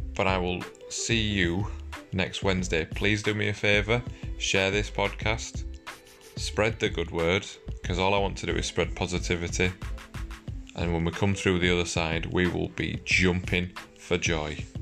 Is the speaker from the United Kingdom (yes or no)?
yes; United Kingdom; we're British